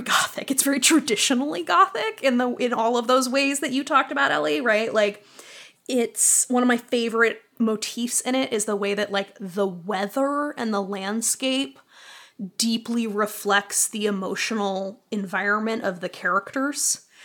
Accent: Boston, Massachusetts, United States; now in Chicago, United States; I grew up in Boston

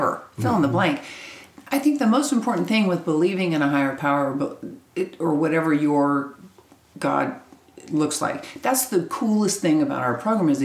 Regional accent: Kansas, United States; moved away as an adult; now in Texas, United States; I'm from Kansas. Kansas, originally. Right. I got sober in Kansas, lived there my whole life. We moved to Texas in 96

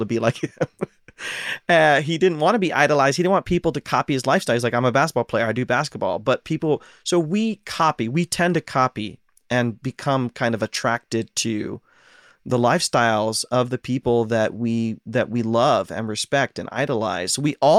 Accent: Ohio, United States; now in Pacific Northwest, United States; I'm from Ohio

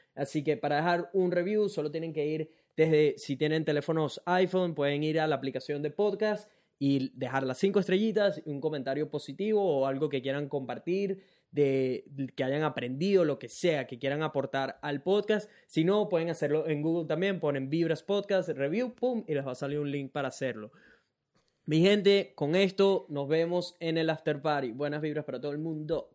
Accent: Venezuela; now in Brisbane, Australia; que tenemos tres años sin ir a Venezuela

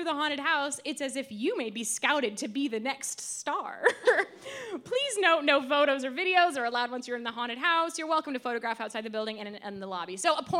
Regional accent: New York, United States; So I figured let's do some reviews from my hometown, New York.

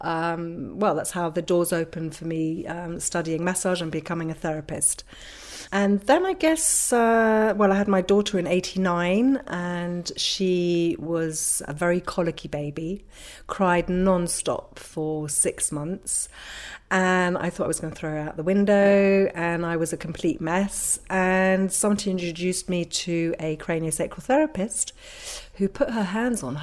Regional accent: London, United Kingdom; moved away as an adult; now in Ibiza, Spain; I was born and raised in London

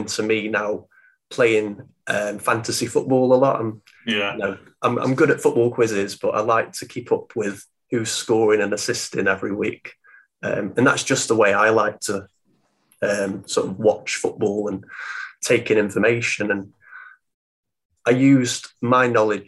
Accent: Stoke-on-Trent, West Midlands, United Kingdom; I'm from Stoke

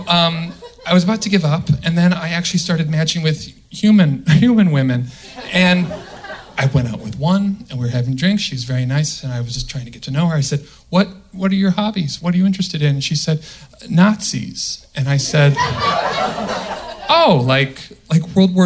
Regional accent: outside Chicago, the Midwest, Illinois, United States; moved away; I'm from the Midwest. Right? Okay. And, okay. Outside Chicago

